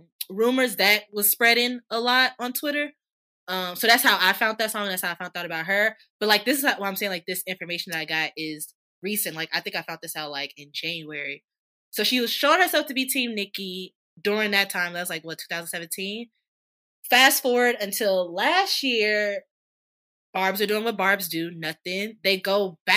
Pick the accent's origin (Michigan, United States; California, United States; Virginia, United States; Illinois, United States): Illinois, United States; Chicago; as a Chicagoan